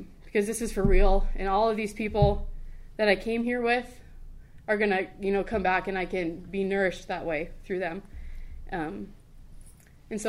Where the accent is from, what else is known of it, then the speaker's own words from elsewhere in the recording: Rapid City, South Dakota, United States; also born or lived in Brookings, South Dakota; I was born and raised here in Rapid